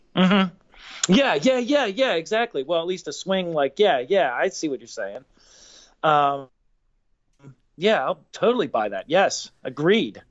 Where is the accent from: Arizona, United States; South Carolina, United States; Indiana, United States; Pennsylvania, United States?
Pennsylvania, United States; Pittsburgh; us growing up in Pittsburgh